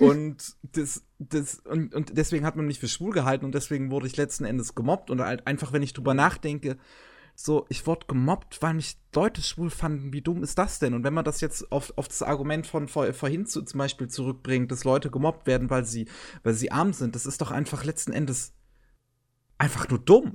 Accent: Germany; als äh, Deutsche

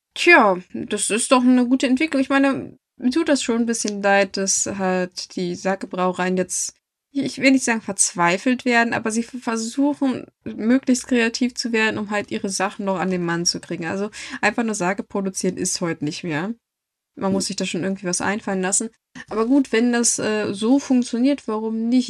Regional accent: Germany; als Deutsche

